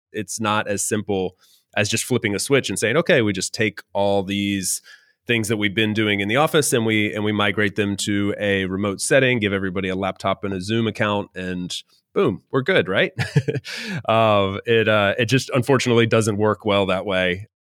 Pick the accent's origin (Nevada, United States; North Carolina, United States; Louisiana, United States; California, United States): North Carolina, United States; moved away as an adult; also born or lived in Miami, Florida; now in Valencia, Spain; North Carolina is where I, I grew up